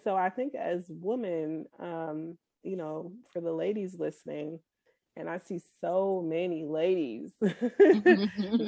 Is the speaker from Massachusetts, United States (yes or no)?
yes; Boston, Massachusetts, United States; also born or lived in Kansas City; now in Frisco, United States; I'm originally from Boston